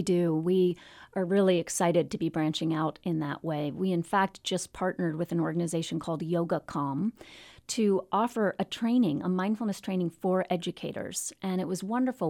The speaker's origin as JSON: {"language": "English", "region": "Virginia", "country": "United States", "tie": "born or raised there", "moved": "yes", "lives_now": "Portland, United States", "said": "I grew up in Virginia"}